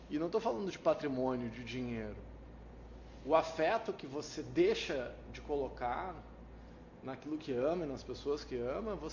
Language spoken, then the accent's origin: Portuguese; Brazil; Eu sou brasileiro, não desisto nunca, não desisto de ninguém, eu não desisto.